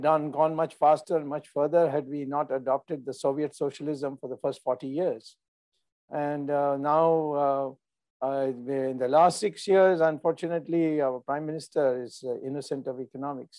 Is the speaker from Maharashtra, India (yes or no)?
no; Madurai, Tamil Nadu, India; moved away; also born or lived in Bombay / United States; my hometown, Madurai in Tamil Nadu